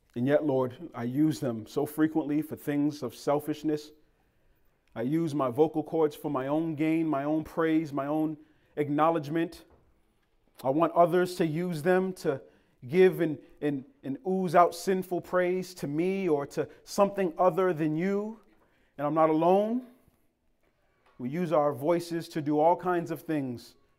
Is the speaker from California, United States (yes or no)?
no; Boston, Massachusetts, United States; moved away; also born or lived in Cambridge, Massachusetts; So I'm from Boston, Massachusetts. Lived in Cambridge.